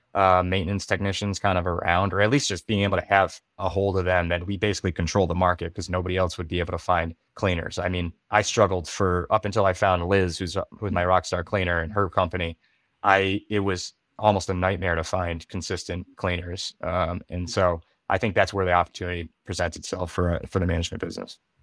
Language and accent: English; western Massachusetts, United States; moved away; I'm from Massachusetts, and I kinda look back there, but I'm not from, like, the Boston area, I'm from the, uh, western part of the state